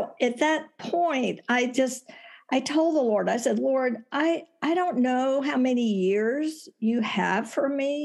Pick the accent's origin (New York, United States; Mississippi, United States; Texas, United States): Texas, United States; moved away as an adult; now in Tucson, United States; I was born and raised in Texas